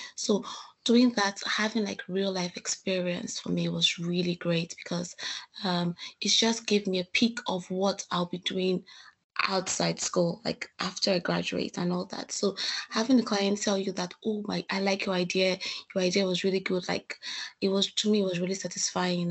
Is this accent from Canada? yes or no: no; Nigeria; moved away as an adult; now in Salford, United Kingdom; I'm from Nigeria.